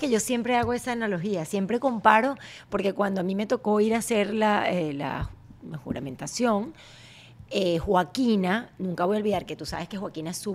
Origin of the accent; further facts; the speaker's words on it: Venezuela; Tengo mi acento, y a mucho